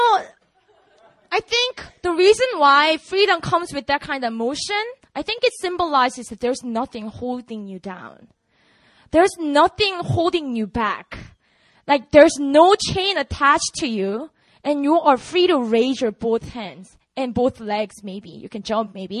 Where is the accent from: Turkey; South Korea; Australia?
South Korea; Busan; English is a second language; moved away; also born or lived in Seoul; I grew up in Busan